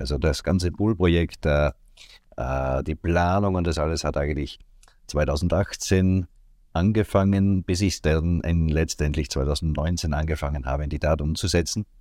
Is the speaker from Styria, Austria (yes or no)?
yes; Seiersberg, Styria, Austria; Ich komme aus Österreich, aus der Steiermark, ganz genau am mhm. Rande mhm. von Graz, genau genommen in Seiersberg heißt die Ortschaft, wo ich wohne, seit meiner Geburt